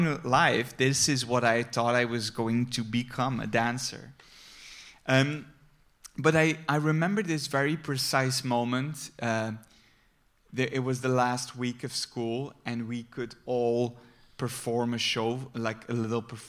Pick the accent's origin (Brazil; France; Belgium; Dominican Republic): Belgium; Flemish countryside, Flanders; I grew up on the Flemish countryside among flowers